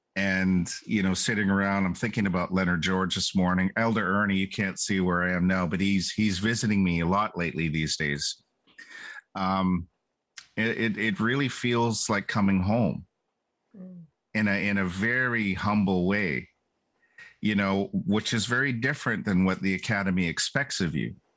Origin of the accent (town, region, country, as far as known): Bella Bella, British Columbia, Canada